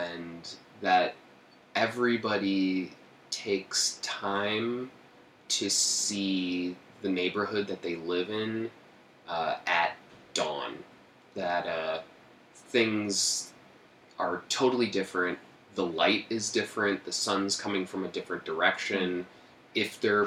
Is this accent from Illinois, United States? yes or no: yes; Oak Park, Illinois, United States; moved away; also born or lived in Chicago; Oak Park, Illinois. It's the first suburb west of Chicago. I was born in Chicago, 2-3 years there when I was little, and then my family moved to Oak Park